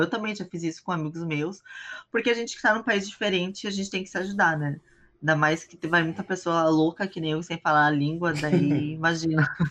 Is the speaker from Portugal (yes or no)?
no; Brazil; moved away as an adult; also born or lived in Hong Kong / China / Thailand / South Korea; eu saí do Brasil, tava com 23 para 24.